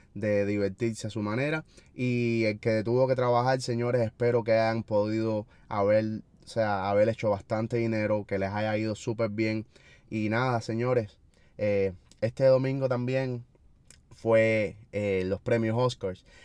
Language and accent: Spanish; Cuba; nosotros los cubanos